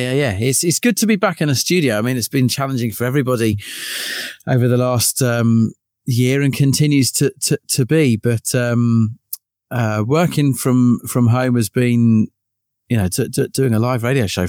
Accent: Eastbourne, South East England, United Kingdom; moved away as an adult; also born or lived in Bournemouth; Eastbourne was my hometown, first 18 years of my life, and then off to university in Bournemouth.

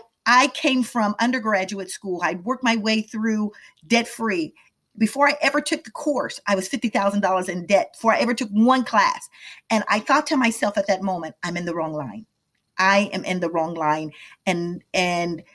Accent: Midwest, United States; moved away as an adult; also born or lived in Washington, D.C. / Atlanta; I grew up in the Midwest

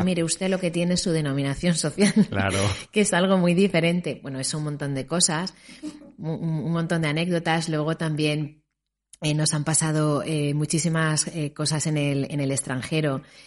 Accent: Spain; nosotros como españoles

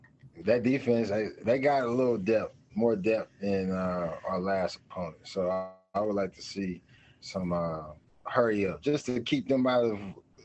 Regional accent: Louisiana, United States; I'm from Louisiana. I'm from Louisiana. Like, bro, they call it the boot.

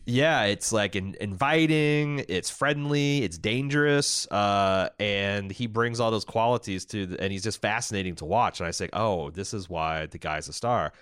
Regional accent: Southern Indiana, United States; growing up in Southern Indiana

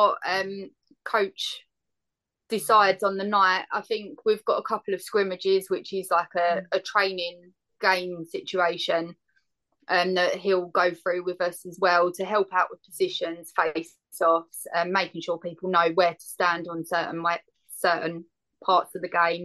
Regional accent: Essex, East of England, United Kingdom; moved away; I'm originally from Essex.

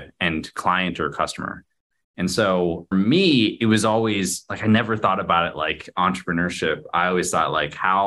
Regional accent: Garden Grove, California, United States; I grew up in a little city called Garden Grove

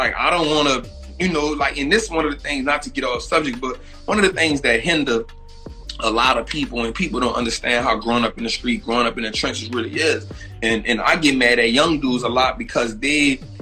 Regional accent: New Orleans, Louisiana, United States; moved away as an adult; also born or lived in Atlanta; I'm from New Orleans

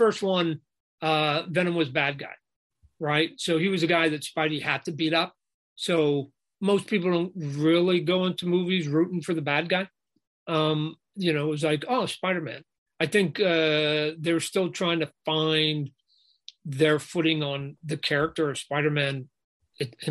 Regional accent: Canada; it's just a Canadian in me. I was born in Canada.

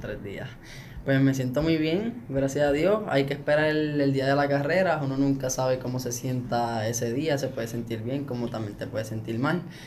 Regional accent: Aibonito, Puerto Rico; aquí en mi pueblo

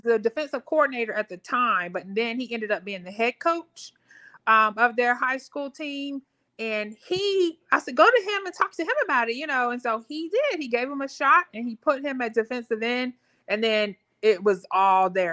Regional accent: Richmond, Virginia, United States; moved away as an adult; also born or lived in Raleigh-Durham, North Carolina; now in Raleigh, United States; I'm originally from Richmond, Virginia, but came uh, here after high school, um, um, back to North Carolina.

